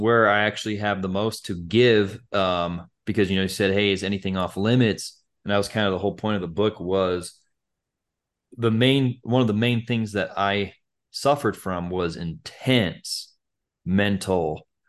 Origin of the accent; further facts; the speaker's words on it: Utah, United States; Cause, Joseph Smith is the founder of Mormonism and, you know, I'm from Utah.